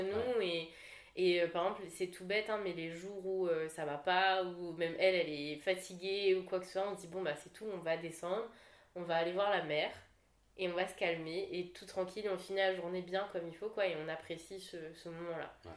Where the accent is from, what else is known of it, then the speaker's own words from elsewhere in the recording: La Saline, Réunion; moved away as an adult; je suis originaire, moi, de, bah, de la Saline